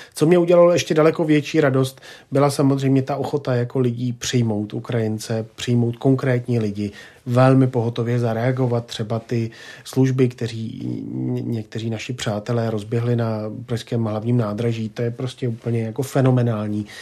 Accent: Czechia

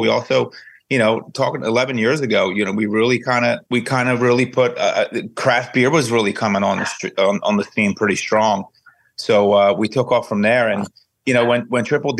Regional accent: Atlantic City, New Jersey, United States; I'm from Atlantic City

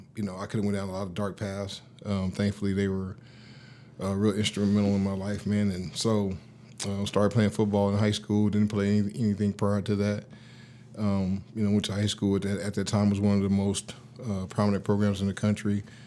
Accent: Los Angeles, California, United States; I grew up in South Central L A, uh, pretty much most of my life. I was a Navy brat, and, uh, so mom and pops moved around early on

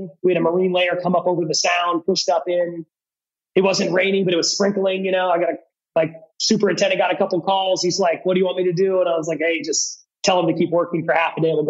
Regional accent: Eugene, Oregon, United States; now in Seattle, United States; I grew up in Eugene, Oregon

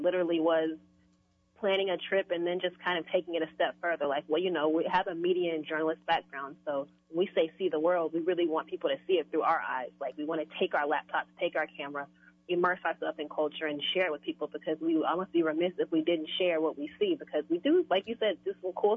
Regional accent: East Texas, United States; moved away as an adult; now in Houston, United States; I'm originally from East Texas. I'm a country girl. I moved to Houston strictly to pursue my wanting to write, be a journalist. There were more opportunities here than in my hometown

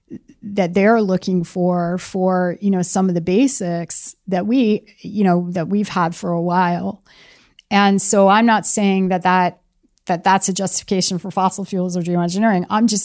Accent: California, United States; I come from Silicon Valley or, you know, I'm a product of Silicon Valley

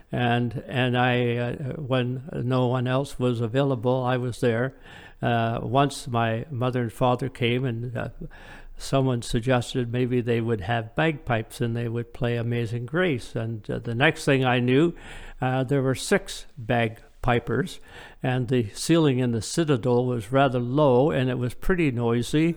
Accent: Woodstock, Ontario, Canada; also born or lived in Midland, Ontario; now in Ailsa Craig, Canada; my parents and I, we grew up in Woodstock

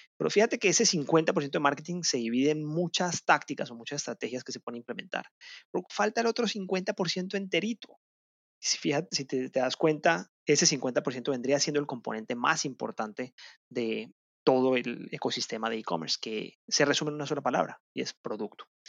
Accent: Colombia; en mi país, en Colombia

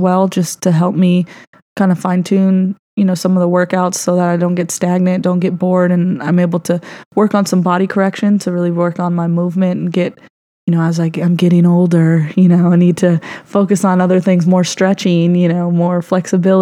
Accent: Los Angeles, California, United States; I grew up in the Valley, Studio City is very close to Hollywood

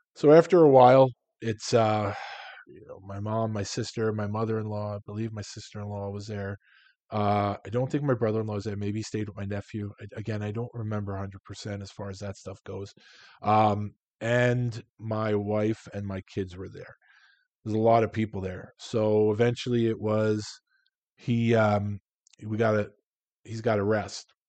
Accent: New York City, New York, United States; moved away as an adult; also born or lived in Long Island / Philadelphia; I'm from Queens. I lived on Long Island. At the time, I was living in Philadelphia

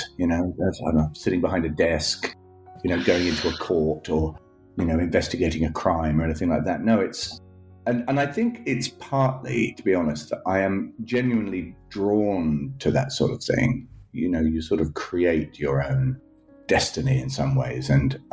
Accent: United Kingdom; also born or lived in Scotland / England; growing up in Scotland and England

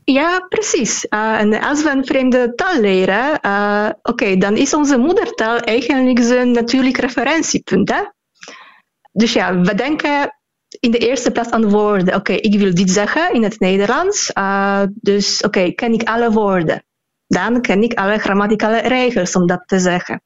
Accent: Poland; Dutch is a second language; ik in het Pools doe

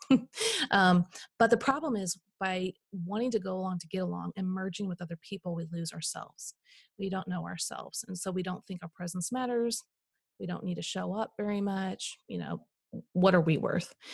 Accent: Midwest, United States; I grew up in the Midwest

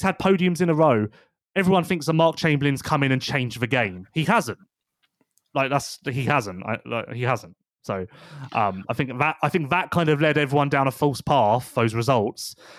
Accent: United Kingdom; we're British

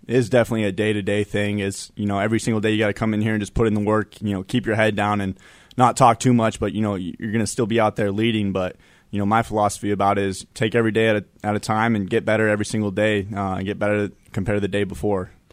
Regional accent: Denver, Colorado, United States; moved away; also born or lived in Wyoming; I'm from Denver

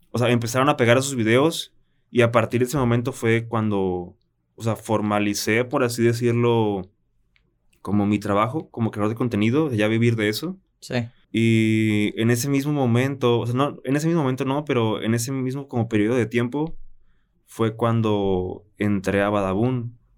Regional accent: Guadalajara, Jalisco, Mexico; born there; also born or lived in Tijuana; No, yo nací en Guadalajara.

